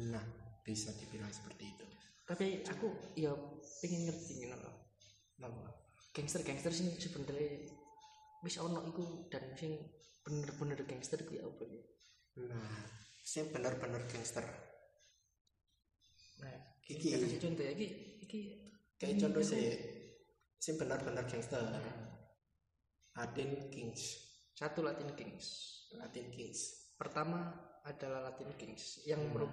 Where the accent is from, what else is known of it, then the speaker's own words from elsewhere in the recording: Surabaya, East Java, Indonesia; kita ini asalnya dari Surabaya kita